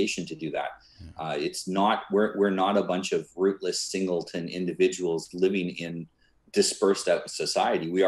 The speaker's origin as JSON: {"language": "English", "country": "Canada", "tie": "born or raised there", "said": "I was born in Canada, and when I was younger, my family wanted me to be a minister"}